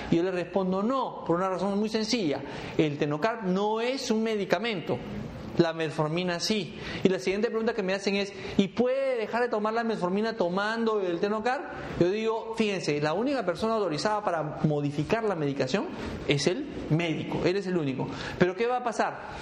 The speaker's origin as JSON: {"language": "Spanish", "country": "Peru", "moved": "yes", "said": "mi país"}